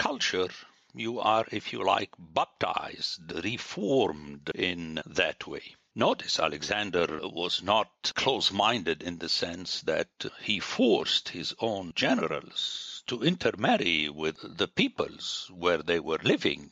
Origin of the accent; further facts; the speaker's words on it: Lebanon; moved away; I grew up in Lebanon, where French, until now, is not a second language